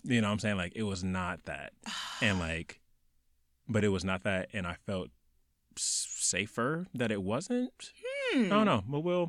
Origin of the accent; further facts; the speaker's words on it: Milwaukee, Wisconsin, United States; My hometown was the complete opposite. Really? And so Milwaukee is actually the, it goes back and forth as the first or second most segregated city in America.